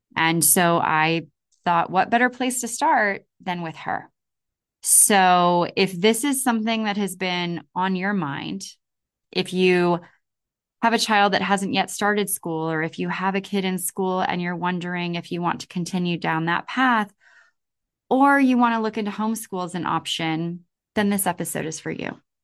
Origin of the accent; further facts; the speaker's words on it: California, United States; I come from California